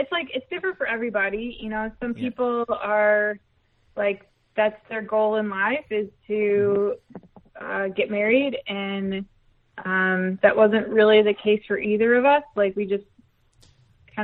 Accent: Duluth, Minnesota, United States; moved away; we're getting married in Duluth, Minnesota, which is my hometown

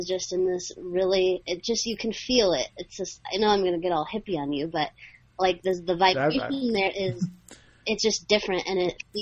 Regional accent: Alaska, United States; I'm from Alaska

